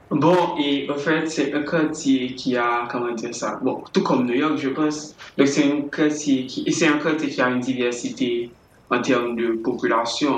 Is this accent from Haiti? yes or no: yes; Haiti; je suis né à Haïti